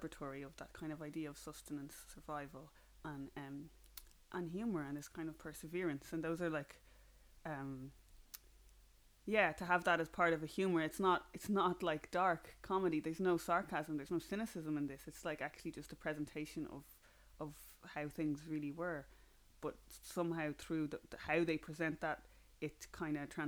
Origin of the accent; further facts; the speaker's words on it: Ireland; accent: flat Irish; my accent is very kind of flat and Irish